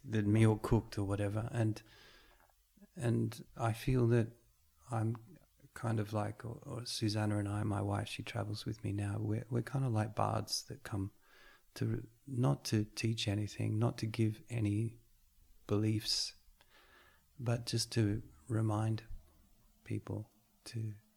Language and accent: English; Australia; I grew up in Australia eating meat pies and and Boston buns and coffee